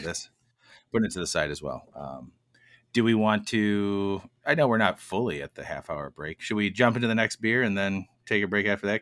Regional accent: United States; we're from America

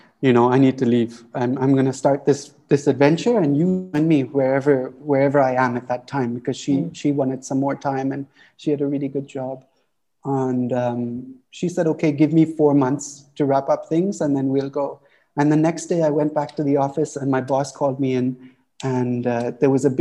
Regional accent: Auroville, Tamil Nadu, India; life growing up in Oroville is wonderful

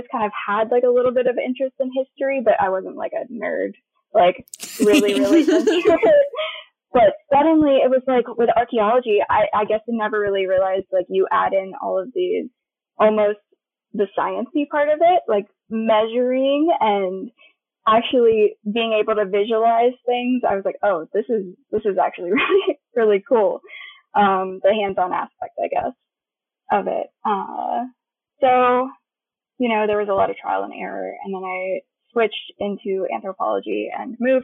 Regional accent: Tallahassee, Florida, United States; moved away as an adult; now in Jacksonville, United States; I've lived here my whole life, but I was originally from Tallahassee, and now I'm living in Jacksonville

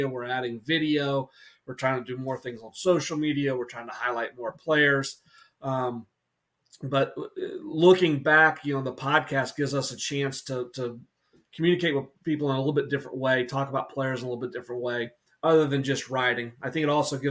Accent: Atlanta, Georgia, United States; now in North Carolina, United States; I grew up in Atlanta before moving to North Carolina

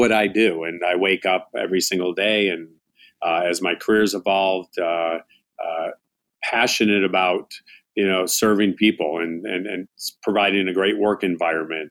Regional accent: United States; also born or lived in Chicago, Illinois / Tucson, Arizona; now in Phoenix, United States; my parents had some restaurants while I was growing up in Chicago and then in Tucson.

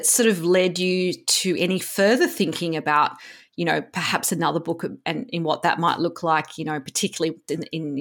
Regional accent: Woy Woy, New South Wales, Australia; I'm back living on the Central Coast now, but I grew up on the Central Coast and, you know, now it's sea change, you know, heaven for rich Sydneysiders. But, you know, growing up in Woi Woi wasn't like it is now.

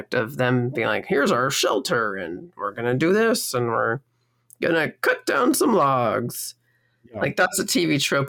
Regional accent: Northern California, United States; Where I grew up was basically in Northern California. It was only 45 minutes outside of San Francisco.

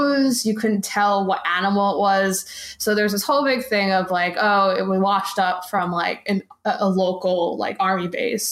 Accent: New York, United States; as a New Yorker

